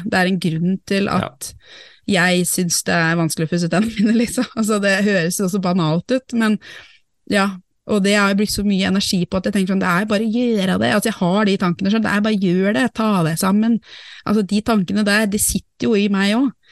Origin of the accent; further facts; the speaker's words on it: Norway; jeg er norsk